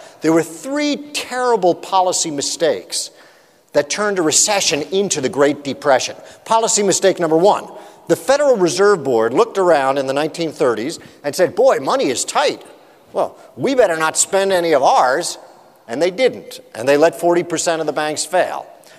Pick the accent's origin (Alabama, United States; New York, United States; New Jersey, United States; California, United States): California, United States; Now, I'm from California, so I'm going to slip behind this curtain here for a second.